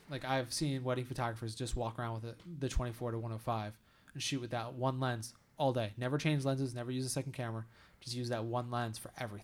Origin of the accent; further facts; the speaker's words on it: United States; as an American